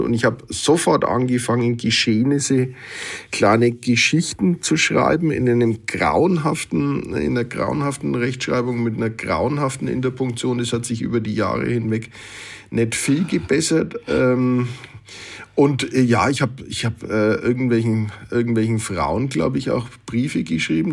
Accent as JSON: {"language": "German", "town": "Nuremberg", "region": "Bavaria", "country": "Germany", "also_born_or_lived": "Hamburg", "accent": "Franconian", "said": "ich als Mittelfranke, als evangelischer Mittelfranke"}